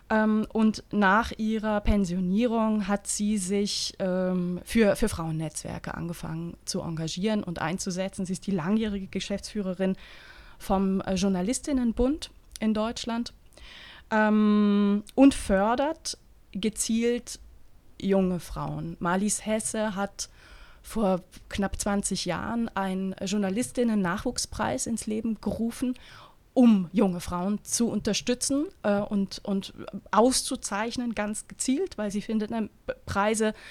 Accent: Eastern Switzerland, Switzerland; Aber ich komme aus der Ostschweiz, weißt du?

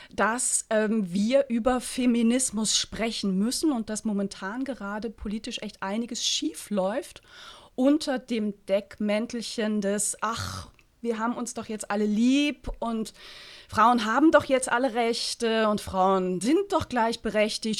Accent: St. Gallen, Switzerland; in meiner Heimatstadt

